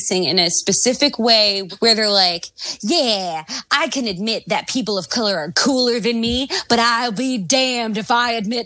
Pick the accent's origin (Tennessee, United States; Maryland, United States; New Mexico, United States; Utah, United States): Maryland, United States; Baltimore; accent: Canadian slant and Baltimore mix; also born or lived in Canada; I'm a person who learned to talk in Canada, and then it came to Baltimore